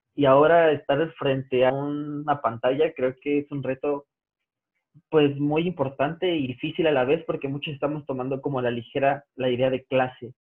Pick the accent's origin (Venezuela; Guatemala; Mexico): Mexico; como mexicanos